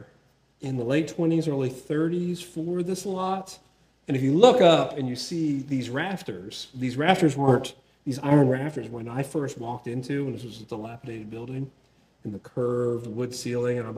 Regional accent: Milford, Delaware, United States; moved away as an adult; also born or lived in South Carolina; now in Montgomery, United States; I grew up 10 miles away from a small brewery at the time called Dogfish Head in Milton, Delaware. I'm from Milford, Delaware, which is right down the road

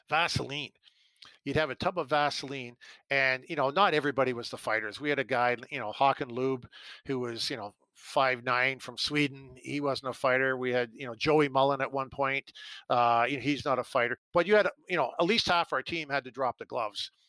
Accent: Canada; growing up in Canada

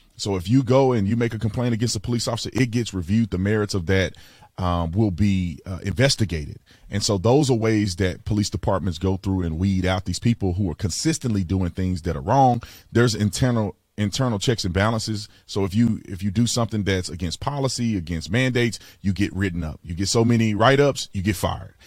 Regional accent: Fort Worth, Texas, United States; I grew up in Fort Worth, Texas.

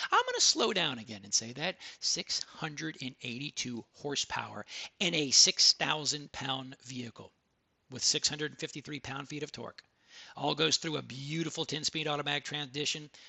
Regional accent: Texas, United States; because I'm from Texas, I am the …

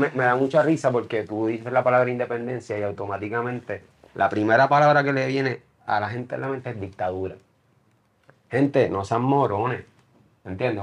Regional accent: Puerto Rico; el puertorriqueño de por sí, somos gente bien talentosa

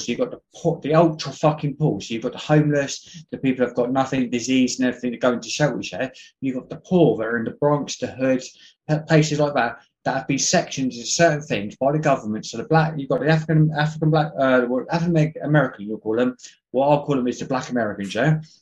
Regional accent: England, United Kingdom; I'm English

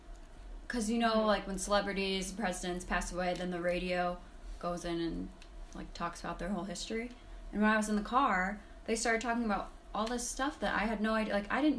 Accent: New England, United States; I'm from New England.

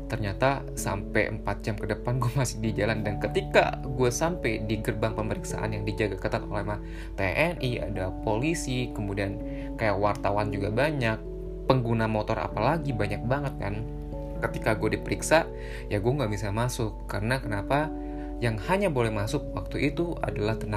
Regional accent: Depok, West Java, Indonesia; kita orang Depok itu nggak bisa ke Jakarta begitu juga dengan sebaliknya

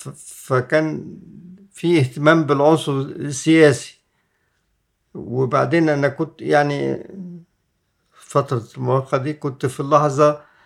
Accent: Egypt; احنا مصريين

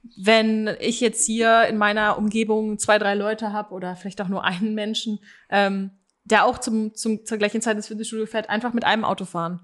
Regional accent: Aachen, North Rhine-Westphalia, Germany; bei uns in Aachen

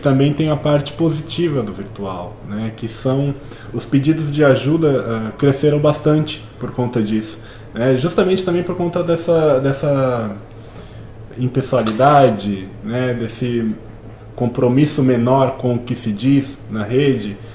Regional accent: Brazil; nós, enquanto brasileiros, temos essa cultura muito forte

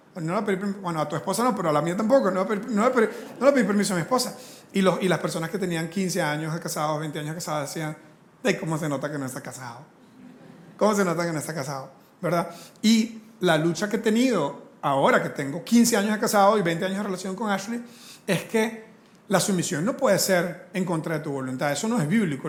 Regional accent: Costa Rica; Nosotros como latinos, aquí en Costa Rica

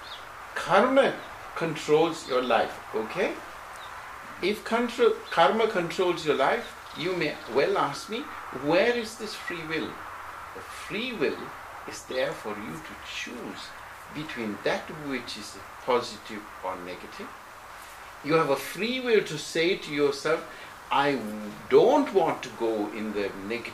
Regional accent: United Kingdom; also born or lived in Sri Lanka; now in Switzerland; Where did you grow up? In Britain.

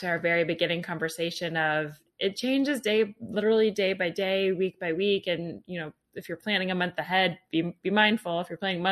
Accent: United States; I'm an American

